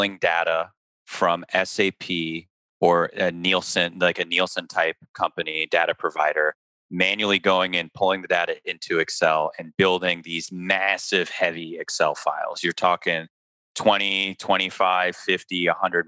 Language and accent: English; Chicago, Illinois, United States; moved away as an adult; I was born and raised in Chicago